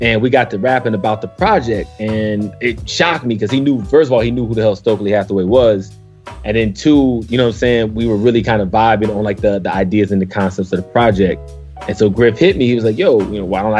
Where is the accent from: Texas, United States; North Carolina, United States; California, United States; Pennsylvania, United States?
Pennsylvania, United States; Philadelphia; now in Washington, D.C., United States; I'm from Philly, but you know what I mean? I live down here in D.C. now